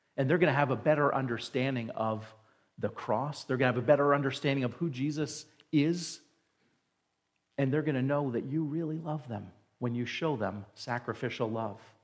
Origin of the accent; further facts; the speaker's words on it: New Jersey, United States; moved away; I grew up in New Jersey, right next to New York City